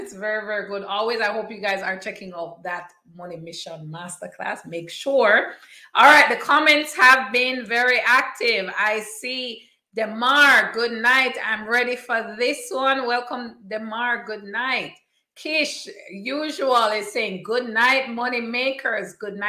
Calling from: Toronto, Ontario, Canada; because you guys know I'm tuning in from Toronto, the 6th. So always happy to see fellow Canadians here.

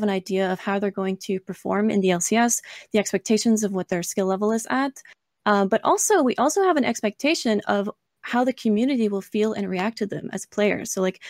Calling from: Ontario, Canada; I'm calling from Ontario, Canada.

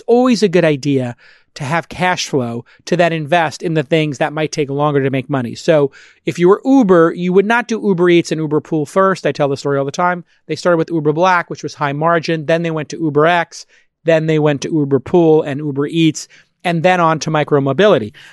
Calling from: San Francisco, California, United States; I'm calling from San Francisco.

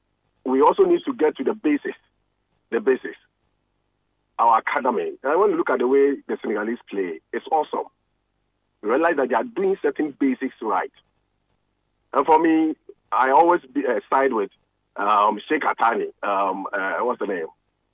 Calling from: Bubuashie, Greater Accra, Ghana; Yes. We are calling from Bubuashi.

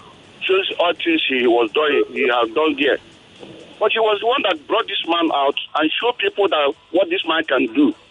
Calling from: Ojo, Lagos, Nigeria; Yeah, I'm calling from Ojo.

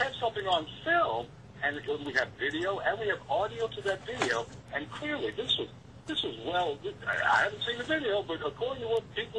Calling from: Monroe, United States; I'm calling from Monroe.

